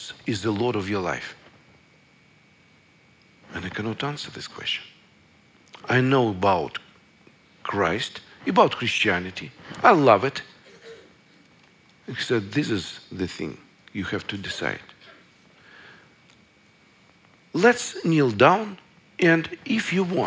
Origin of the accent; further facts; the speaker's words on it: Russia; I was born in Russia in the last century.